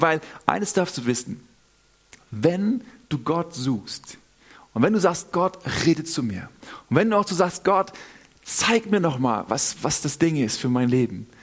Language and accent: German; Northern Germany, Germany; now in Southern Germany, Germany; Also ich bin selber aus Norddeutschland, wohne in Süddeutschland